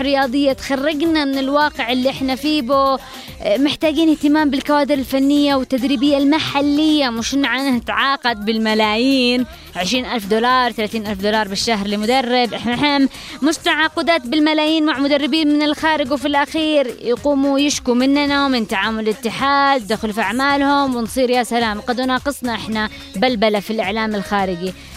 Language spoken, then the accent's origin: Arabic; Yemen; كلنا كيمنيين